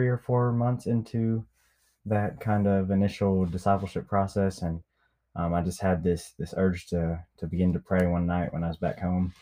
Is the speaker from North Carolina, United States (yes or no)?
no; Niceville, Florida, United States; moved away; also born or lived in Memphis, Tennessee / Mississippi Delta; My hometown is Niceville, Florida.